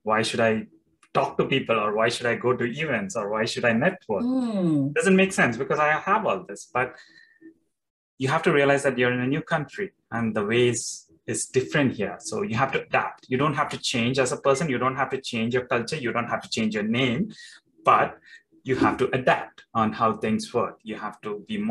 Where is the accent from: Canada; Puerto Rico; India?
India; moved away; I'm coming from India. So Indians, they put their typical Indian attire